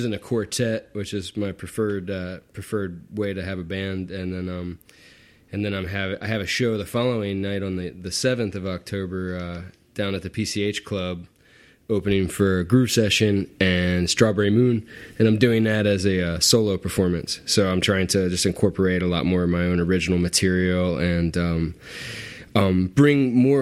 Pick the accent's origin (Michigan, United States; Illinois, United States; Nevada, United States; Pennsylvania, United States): Pennsylvania, United States; Philadelphia; moved away as an adult; also born or lived in Maryland; now in Los Angeles, United States; I'm originally from Philadelphia. And then I spent a little time in Maryland and ended up back in Philadelphia area